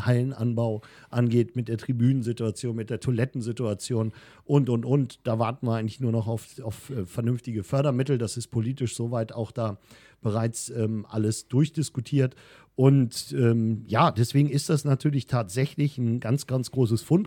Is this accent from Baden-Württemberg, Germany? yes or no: no; Wunstorf, Lower Saxony, Germany; ich bin in Wunsdorf groß geworden